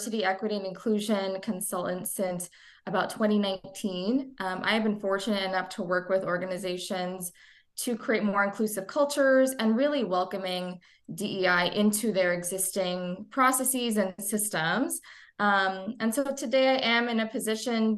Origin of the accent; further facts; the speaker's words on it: New Jersey, United States; I am a first generation American. I was born and raised in New Jersey.